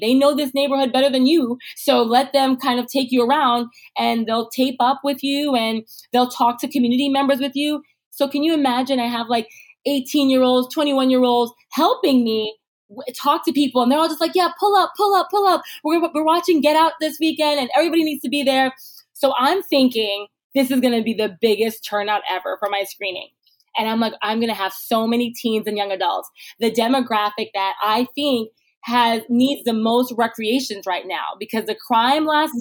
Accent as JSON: {"language": "English", "town": "New York City", "region": "New York", "country": "United States", "tie": "born or raised there", "said": "in Canarsie, Brooklyn. This is where I grew up"}